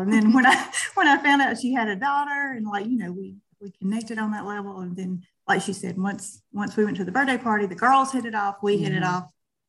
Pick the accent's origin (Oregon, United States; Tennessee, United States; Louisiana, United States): Louisiana, United States; Bastrop; now in Fayetteville, United States; I live in Fayetteville, North Carolina, but I'm originally from Bastrop, Louisiana, about 30 minutes from where Cindy is.